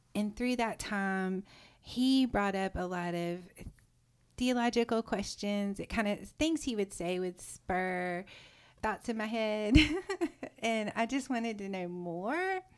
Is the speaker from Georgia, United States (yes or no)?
yes; South Georgia, United States; moved away as an adult; also born or lived in Richmond, Virginia; now in Nashville, United States; I grew up in South Georgia